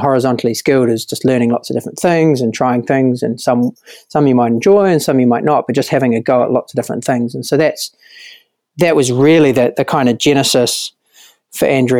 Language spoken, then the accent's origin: English; New Zealand